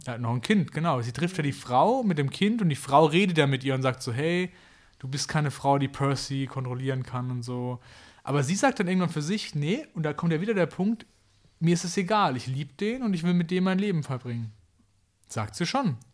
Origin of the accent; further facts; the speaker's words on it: Kraichgau, Baden-Württemberg, Germany; da wo ich herkomme, das schöne Kraichgau